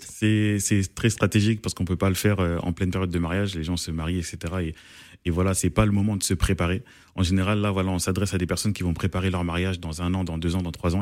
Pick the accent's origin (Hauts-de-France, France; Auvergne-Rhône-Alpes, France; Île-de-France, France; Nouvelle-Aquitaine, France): Île-de-France, France; Paris; je suis congolais d'origine congolaise, mais né à Paris